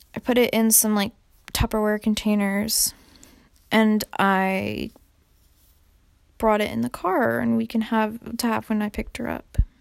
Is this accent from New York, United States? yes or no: no; California, United States; now in Raleigh, United States; because I'm from California